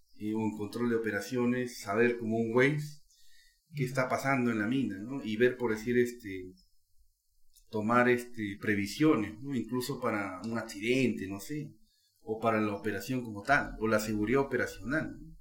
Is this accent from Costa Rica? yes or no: no; Peru; Como peruano